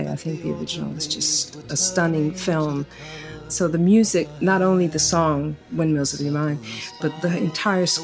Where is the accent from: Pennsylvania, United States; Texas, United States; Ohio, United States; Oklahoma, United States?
Pennsylvania, United States; Philadelphia; also born or lived in Woodstock area, New York; now in Woodstock, United States; I'm from Philadelphia as well. It's my hometown. And I actually live up in the Woodstock area now